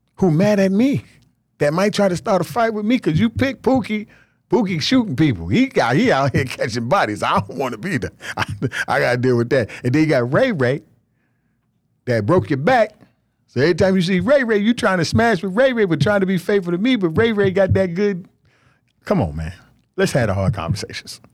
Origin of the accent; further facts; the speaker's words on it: Nigeria; I'm Nigerian.